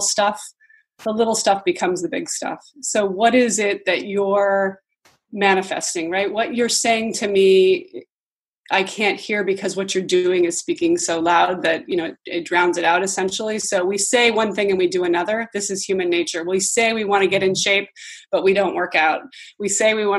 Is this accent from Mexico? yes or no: no; Montana, United States; moved away as an adult; also born or lived in Virginia / Budapest, Hungary; now in Los Angeles, United States; I grew up in Montana